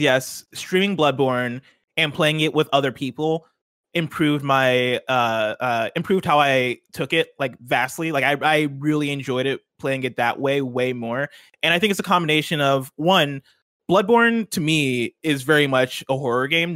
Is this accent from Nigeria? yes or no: yes; Nigeria; I'm Nigerian